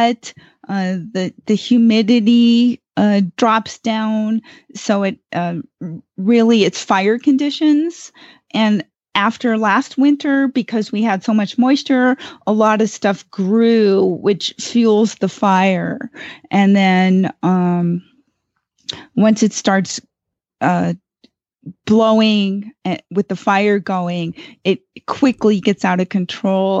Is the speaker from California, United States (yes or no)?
yes; Ventura, California, United States; now in Gardnerville, United States; I grew up in Ventura, which is about, 50 to 70 miles north of Los Angeles, and we're right on the coast of California